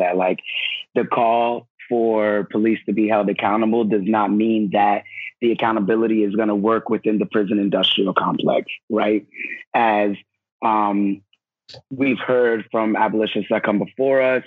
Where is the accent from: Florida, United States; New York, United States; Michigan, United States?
New York, United States; I'm originally from New York